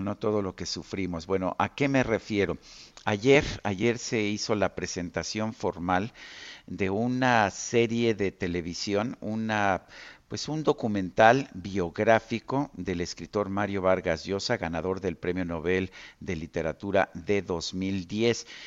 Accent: Mexico

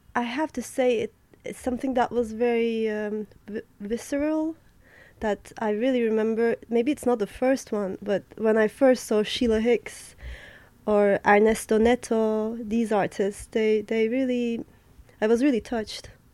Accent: Adana, Turkey; moved away as an adult; also born or lived in Berlin, Germany / New York, United States / Istanbul, Turkey; now in Paris, France; I was born in Berlin. I grew up in um, southeastern Mediterranean Turkey city called Adana, where kebab is from

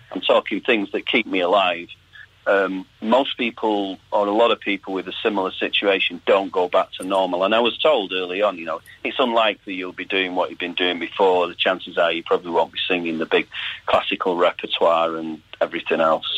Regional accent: Salford, North West England, United Kingdom; growing up in Salford

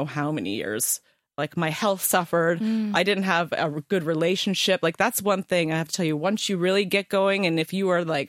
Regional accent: Ontario, Canada; moved away as an adult; now in England; I'm Canadian.

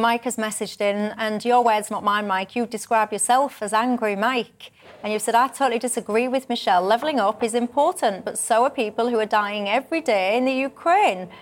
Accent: the north of England, United Kingdom; I'm a Northerner

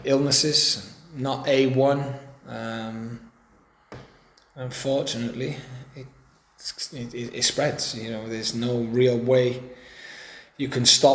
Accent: Newport, Wales, United Kingdom; my hometown club

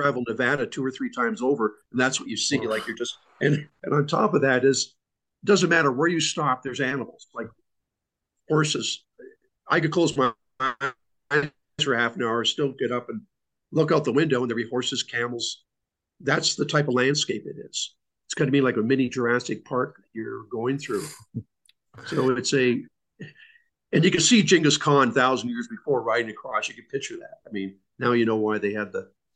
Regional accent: Canada; now I'm a Canadian

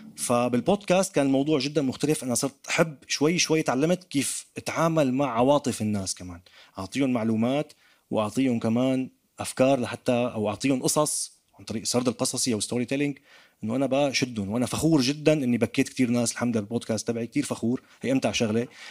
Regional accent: Damascus, Damascus Governorate, Syria; accent: Damascene; now in France; كسوري كدمشقي حتى حتى ربطوا لي لهجتي بباب الحاره

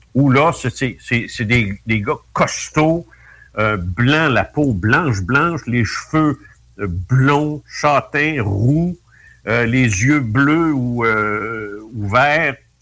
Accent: Canada; on vient tous de France

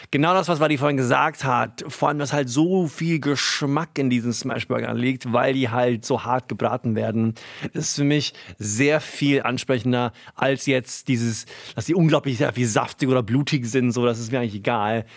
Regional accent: Hunsrück, Rhineland-Palatinate, Germany; wo ich aufgewachsen bin, Hunsrück, Landei

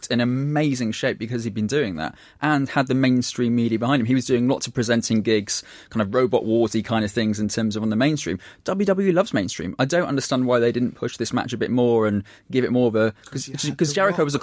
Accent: United Kingdom; we're saying that as four British people in a room.

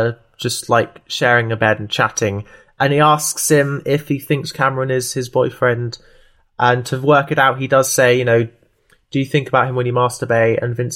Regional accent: Tooting, London, United Kingdom; born there; I know I was born in Tooting, so I'm gonna just check on a map

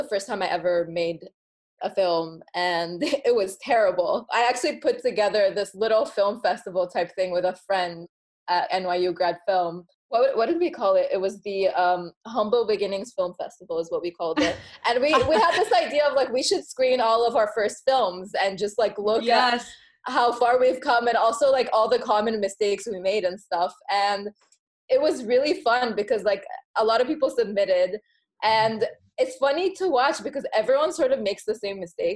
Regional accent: Egypt; I was born in Egypt to Egyptian parents

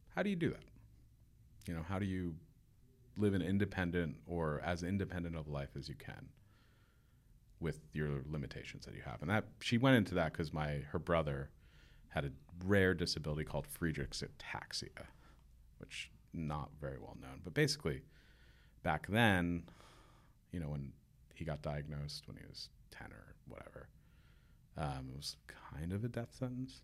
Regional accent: Warwick, New York, United States; also born or lived in Staten Island, New York; Where I grew up in Warwick, it's staggeringly beautiful.

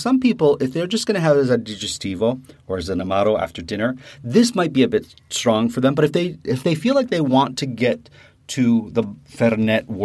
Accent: Canada; here in Canada

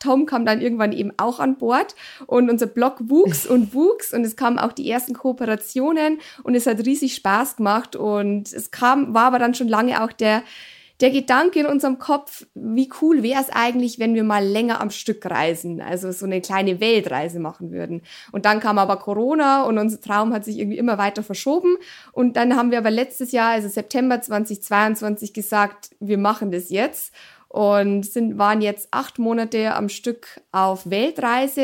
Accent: Germany; bei uns in Deutschland

